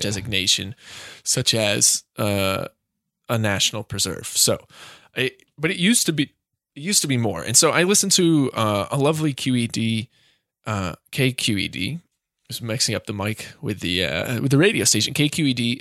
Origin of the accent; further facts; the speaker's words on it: Boston, Massachusetts, United States; I'm still from the Boston Greater area